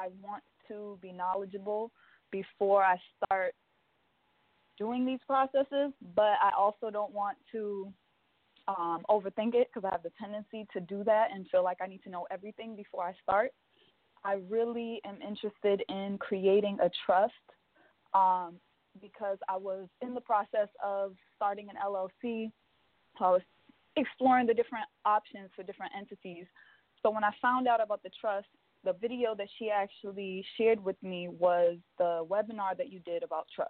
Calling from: New York City, New York, United States; I'm actually calling from Brooklyn, but the number is definitely a DC number.

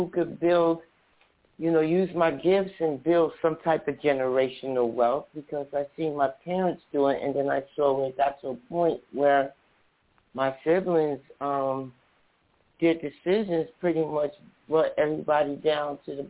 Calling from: New Jersey, United States; moved away; also born or lived in United Kingdom; I'm calling from New Jersey.

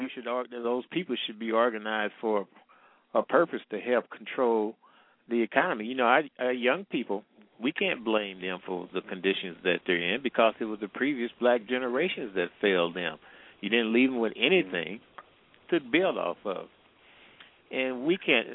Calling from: St. Louis, Missouri, United States; calling from the Midwest.

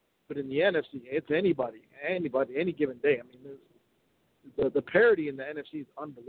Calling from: Minnesota, United States; Calling from Minnesota.

